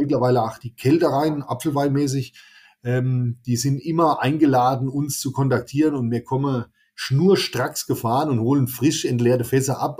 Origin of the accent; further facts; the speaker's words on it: Amorbach, Bavaria, Germany; zu meinem Heimatort Ammerbach